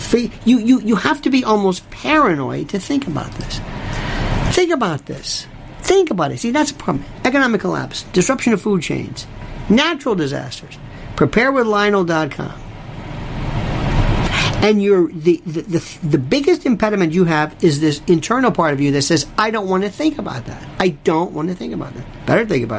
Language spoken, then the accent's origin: English; Florida, United States; I was raised in Florida